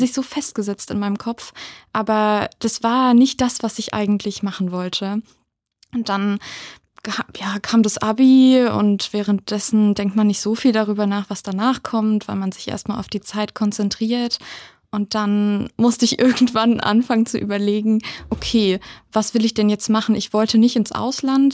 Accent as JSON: {"language": "German", "town": "Wittenberg", "region": "Saxony-Anhalt", "country": "Germany", "moved": "as an adult", "lives_now": "Mainz, Germany", "said": "Ich komme aus Wittenberg, also aus der Nähe von Leipzig"}